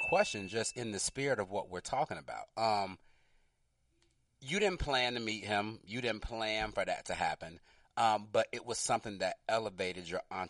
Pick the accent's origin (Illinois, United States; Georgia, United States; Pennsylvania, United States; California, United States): Georgia, United States; Atlanta; I grew up on Bankhead. I'm from the motherfucking West Side.